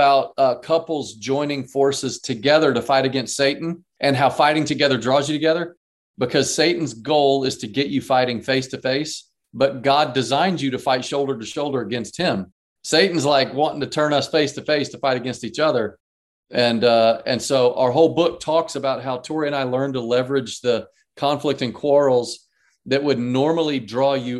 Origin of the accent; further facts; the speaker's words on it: Dallas, Texas, United States; moved away as an adult; also born or lived in Atlanta, Georgia; now in North Carolina, United States; I grew up in Dallas, Texas.